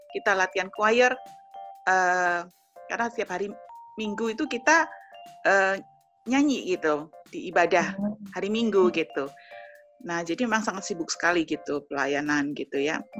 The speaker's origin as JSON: {"language": "Indonesian", "town": "Jember", "region": "East Java", "country": "Indonesia", "also_born_or_lived": "Surabaya", "moved": "as an adult", "said": "Nah, habis itu kan kita uh, pindah ke Surabaya, kan kita dari kota Jember, kita kuliah, kita ke Surabaya gitu."}